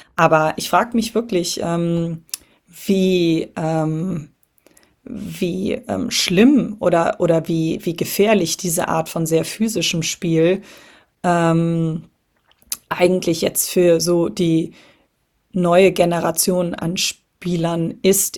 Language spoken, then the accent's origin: German; Cologne, North Rhine-Westphalia, Germany; als gebürtige Kölnerin